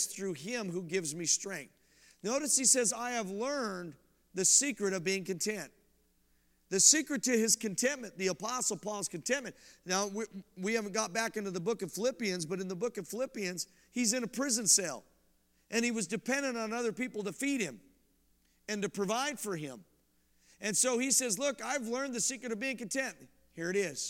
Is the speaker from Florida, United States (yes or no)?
no; about 15 minutes from Boulder, Colorado, United States; moved away; I'm from Colorado. I grew up about 15 minutes from Boulder